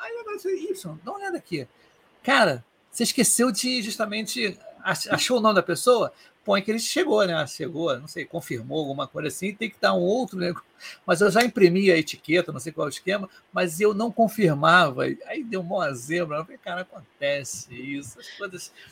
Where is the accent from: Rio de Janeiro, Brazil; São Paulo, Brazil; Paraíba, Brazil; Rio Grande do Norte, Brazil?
Rio de Janeiro, Brazil; eu sou do Rio. Aqui no Rio tem poucos eventos de agilidade.